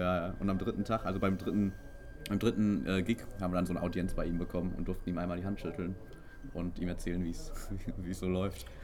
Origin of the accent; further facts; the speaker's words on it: Herne, North Rhine-Westphalia, Germany; now in Castrop-Rauxel, Germany; ich bin ja eigentlich in Herne aufgewachsen bis zu meinem 15. Lebensjahr und erst dann sind wir übergesiedelt